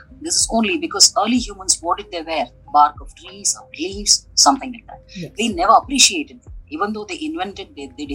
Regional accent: Bangalore, Karnataka, India; basically born and brought up in Bangalore

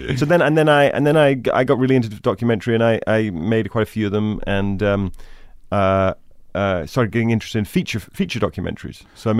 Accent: Scotland, United Kingdom; I grew up in Scotland, the countryside, north of Glasgow, near Loch Lomond.

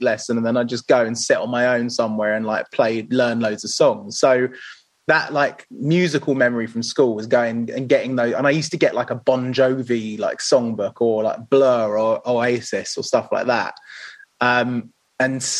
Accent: Pinner, London, United Kingdom; I grew up in Pinner, which is near sort of in between like Harrow and Watford

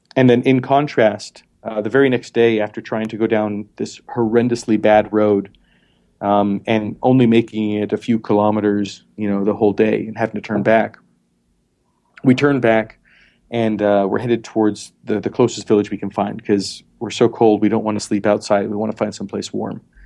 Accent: Montana, United States; moved away; also born or lived in Philadelphia / South Dakota; I was born in Montana

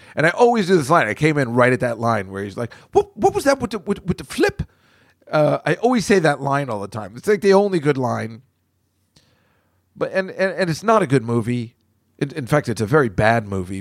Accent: New Jersey, United States; now in New York City, United States; where I grew up in New Jersey and my house. I could hear the New Jersey Turnpike from my bedroom every night

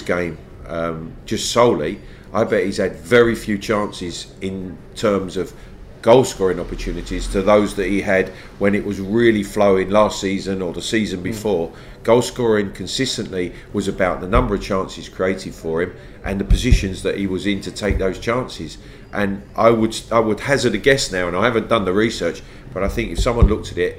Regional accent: London, United Kingdom; I lived in and around the football club at Queen's Park Rangers growing up.

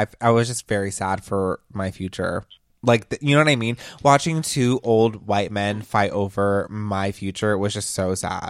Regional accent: Orlando, Florida, United States; Like, I just was lucky to be born in Orlando. And I'm a military kid, so I've lived all around.

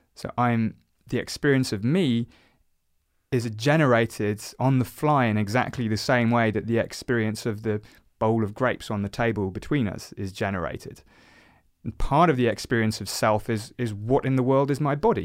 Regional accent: South Oxfordshire, South East England, United Kingdom; I grew up in South Oxfordshire, so not too far from where we are, where we are now, actually

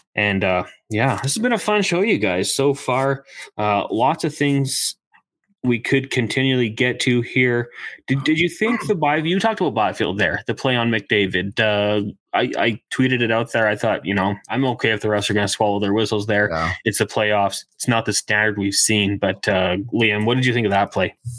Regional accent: Edmonton, Alberta, Canada; I'm from Edmonton, worked uh, production for the Oil Kings

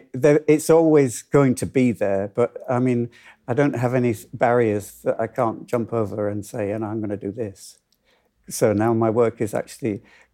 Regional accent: Hull, Yorkshire and the Humber, United Kingdom; I've loved dance from when I was in Hull, when I was growing up in Hull, and I used to go to the Locarno. I lost my accent somewhere in the last 60 years.

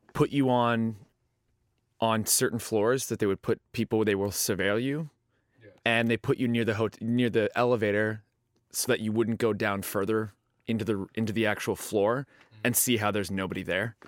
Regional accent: Canada; I'm from Canada

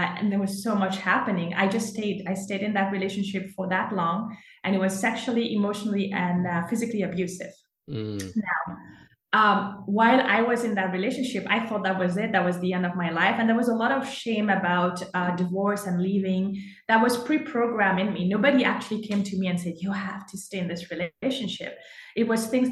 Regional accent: Mauritius; moved away as an adult; now in Canada; I was born and raised in Mauritius

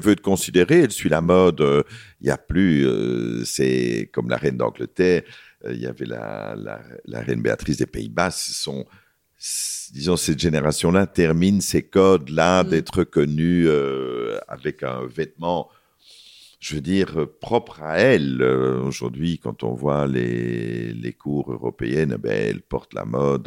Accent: Belgium; pour nous, en tant que Belges

